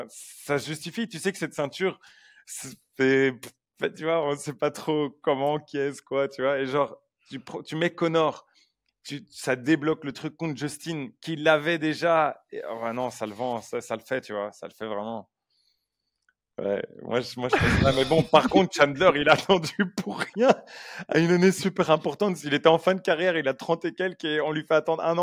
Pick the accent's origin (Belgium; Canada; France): Belgium; on est belge